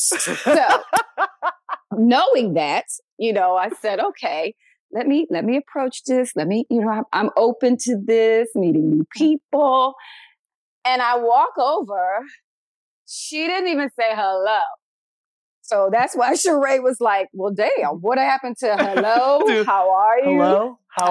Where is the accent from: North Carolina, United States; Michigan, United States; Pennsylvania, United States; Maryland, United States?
Pennsylvania, United States; Philadelphia; I'm from Philly. Okay. Oh. And so being from Philly, you know, we're very quick witted